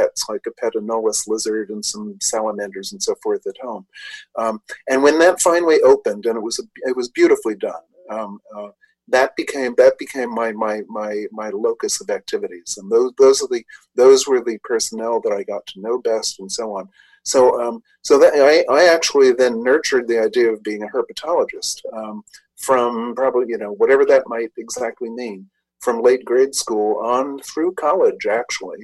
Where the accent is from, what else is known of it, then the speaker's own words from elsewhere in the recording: New York City, New York, United States; I grew up in New York City in the Bronx